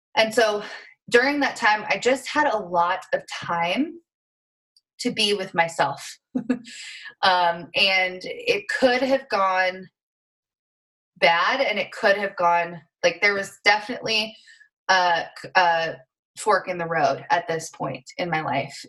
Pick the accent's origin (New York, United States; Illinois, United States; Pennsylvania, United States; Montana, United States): Montana, United States; rural; Um, and so I grew up in Montana, rural Montana, which I'm so grateful for, and currently live uh, in rural Montana as well.